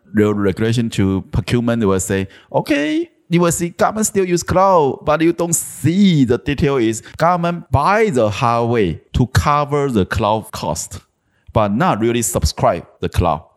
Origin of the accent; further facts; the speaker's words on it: southern Taiwan, Taiwan; also born or lived in Taipei; my hometown was in South Taiwan, so almost ten years ago, I tried to make this change. So, I moved my family back to my hometown.